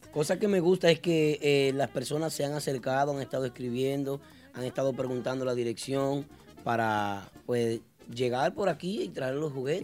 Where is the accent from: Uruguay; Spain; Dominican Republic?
Dominican Republic